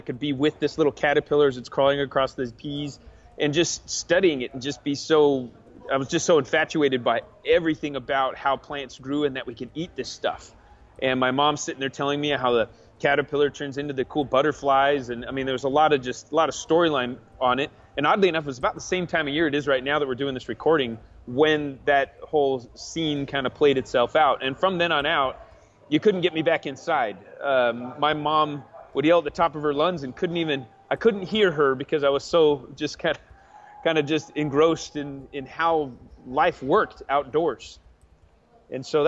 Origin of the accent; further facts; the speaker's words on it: Arizona, United States; also born or lived in Alexandria, Virginia; I grew up mostly in Arizona